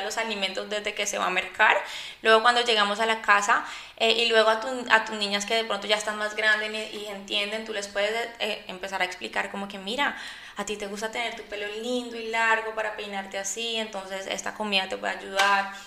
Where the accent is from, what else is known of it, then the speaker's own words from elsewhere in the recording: Colombia; yo soy de Colombia, eh, mis papás son paisas